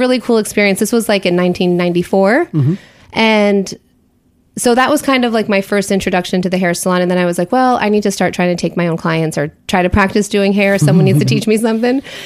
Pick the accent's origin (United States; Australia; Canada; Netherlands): United States; Schenectady, New York; I grew up in upstate New York, a place called Schenectady.